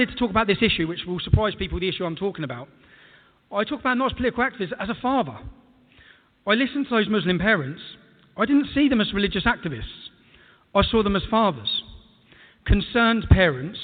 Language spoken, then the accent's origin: English; England, United Kingdom; As an Englishman